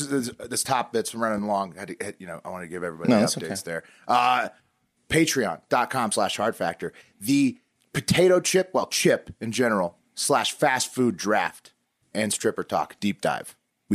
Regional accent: Washington, District of Columbia, United States; On where we grew up with everybody in Washington, D.C.

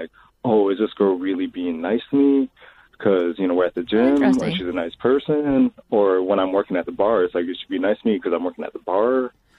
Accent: Chicago, Illinois, United States; I'm from Chicago.

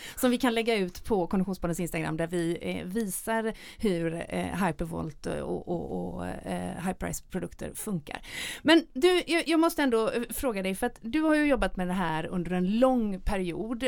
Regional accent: Gothenburg, Västra Götaland, Sweden; göteborgaren i mig

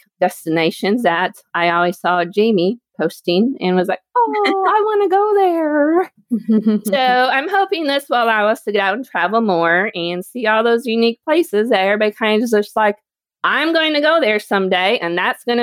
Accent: Lowell, Indiana, United States; moved away as an adult; also born or lived in Evansville, Indiana; I am originally from Northwest Indiana, and I grew up in a teeny tiny town named Lowell.

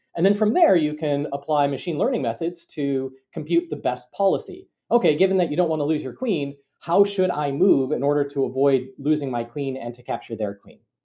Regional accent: Bloomington, Minnesota, United States; moved away as an adult; also born or lived in Cambridge, Massachusetts; now in Ann Arbor, United States; I grew up in, uh, Bloomington, Minnesota.

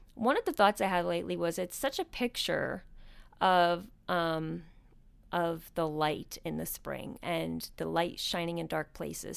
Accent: outside of New York City, United States; moved away; I grew up outside of New York City

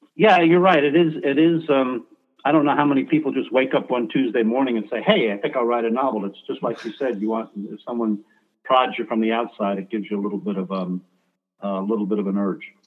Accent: New York City, New York, United States; moved away as an adult; I was bro- born in Brooklyn, New York

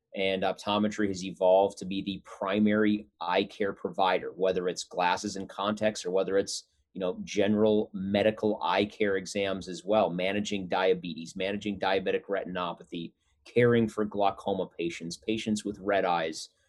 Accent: North Dakota, United States; moved away; We were both born and raised in North Dakota

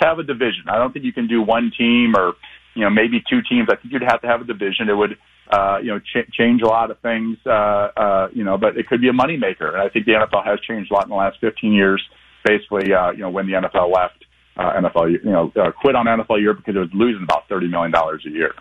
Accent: Eastern Iowa, United States; also born or lived in Minneapolis; now in Omaha, United States; growing up in Eastern Iowa

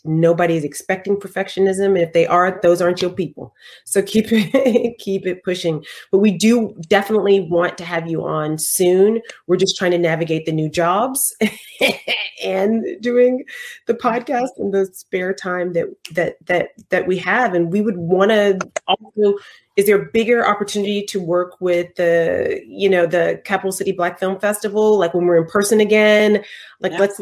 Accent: the South, United States; we're both from the South

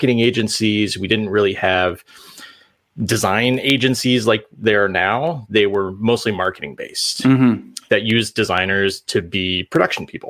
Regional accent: Central Illinois, United States; I grew up in Central Illinois

